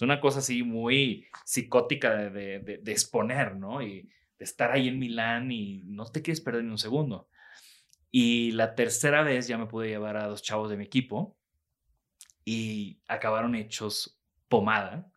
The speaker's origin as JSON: {"language": "Spanish", "country": "Mexico", "said": "Soy mexicano"}